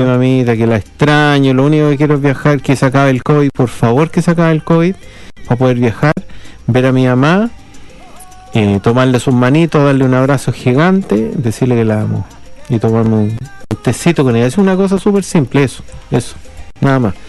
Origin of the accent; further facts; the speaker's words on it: Chile; accent: Chilean; now in Christchurch, New Zealand; ni siquiera el chileno no lo reconoce porque tenemos un acento bastante particular